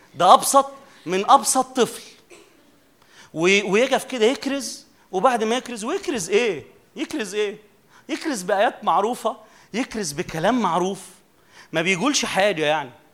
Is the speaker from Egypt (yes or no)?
yes; Minya, Minya Governorate, Egypt; عندنا كده في المنيا